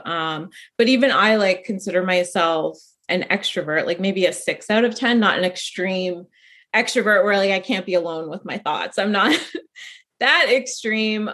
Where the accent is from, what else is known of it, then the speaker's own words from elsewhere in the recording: Canada; I'm Canadian